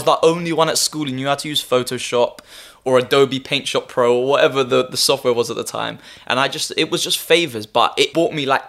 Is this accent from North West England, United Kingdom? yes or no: no; Harrow, London, United Kingdom; also born or lived in Nottingham / Cyprus; I'm a Harrow boy. Like, I was born and raised in Harrow.